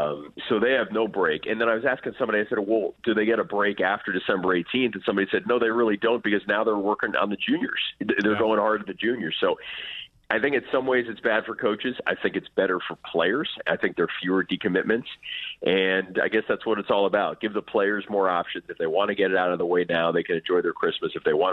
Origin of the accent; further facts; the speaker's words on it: New York City, New York, United States; I didn't follow Big Ten football growing up in New York City